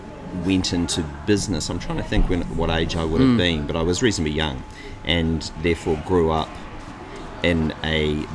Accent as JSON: {"language": "English", "country": "New Zealand", "tie": "born or raised there", "said": "Obviously, I was born in New Zealand, and my lifetime, initially, I was the fourth child, the last child."}